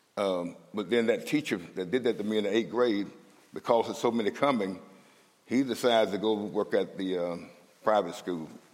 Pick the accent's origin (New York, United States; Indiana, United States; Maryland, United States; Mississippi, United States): Mississippi, United States; moved away as an adult; now in Minnesota, United States; I'm from Mississippi, and I'm proud to be from Mississippi, because the South got something to say